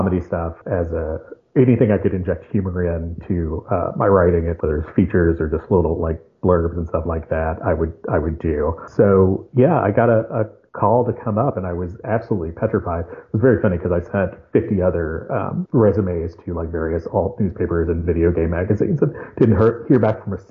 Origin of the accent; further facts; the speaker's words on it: Lexington, Kentucky, United States; moved away as an adult; also born or lived in Congers, New York; I grew up in Lexington, Kentucky